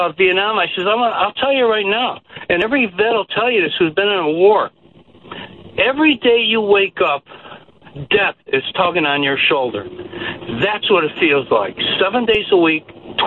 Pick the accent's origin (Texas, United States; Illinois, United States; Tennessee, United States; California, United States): Illinois, United States; Chicago; I'm from Chicago